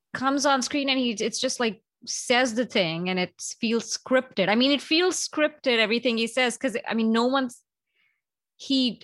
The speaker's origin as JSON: {"language": "English", "country": "India", "tie": "born or raised there", "moved": "yes", "said": "growing up in India"}